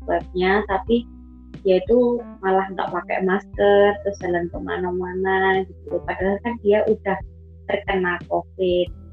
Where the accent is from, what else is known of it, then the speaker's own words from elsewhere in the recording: Surakarta, Central Java, Indonesia; kota aku itu